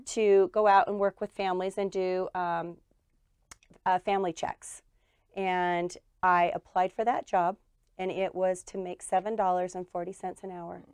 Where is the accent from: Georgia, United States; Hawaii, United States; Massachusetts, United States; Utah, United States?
Utah, United States; Murray; I am uh, went to school and grew up in Murray.